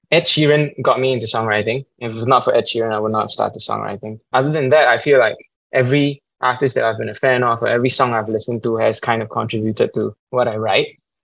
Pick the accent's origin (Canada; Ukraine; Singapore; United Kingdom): Singapore; As a Singaporean